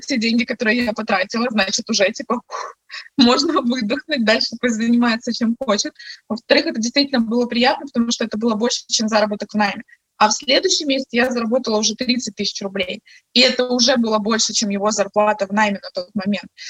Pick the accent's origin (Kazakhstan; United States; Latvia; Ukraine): Ukraine; Crimea; moved away as an adult; now in Kyiv, Ukraine; в Киеве мы приезжие, мы сами из Крыма